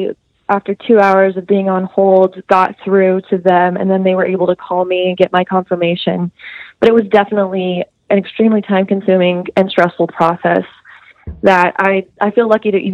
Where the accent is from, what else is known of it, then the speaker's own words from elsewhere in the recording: Amarillo, Texas, United States; moved away as an adult; now in Austin, United States; I'm from Amarillo